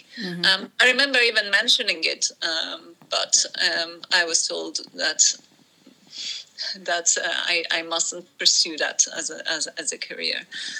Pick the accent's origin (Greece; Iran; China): Iran; also born or lived in Portsmouth, United Kingdom; now in United Kingdom; I grew up in Iran